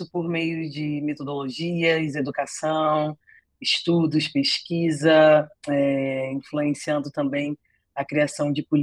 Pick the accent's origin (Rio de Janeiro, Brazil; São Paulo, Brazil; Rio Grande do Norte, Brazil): Rio de Janeiro, Brazil; é, eu sou carioca